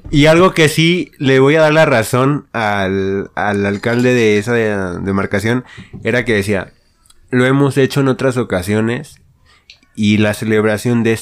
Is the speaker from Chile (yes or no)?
no; León, Guanajuato, Mexico; somos de León. Este, de Guanajuato.